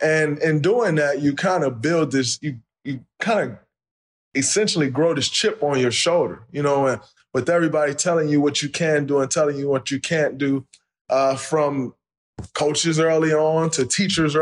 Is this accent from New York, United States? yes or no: no; Saginaw, Michigan, United States; I grew up in Saginaw, Michigan